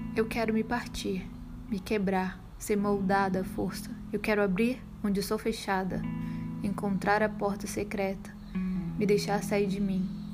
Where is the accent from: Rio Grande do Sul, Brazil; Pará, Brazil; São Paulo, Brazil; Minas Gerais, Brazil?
Pará, Brazil; Belém; now in Salvador, Brazil; Sou paraense de nascimento, nasci em Belém do Pará, terra do açaí